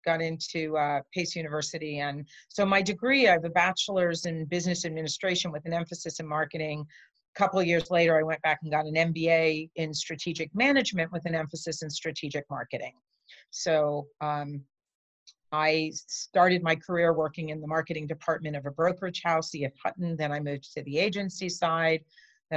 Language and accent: English; New York City, New York, United States; I grew up in New York City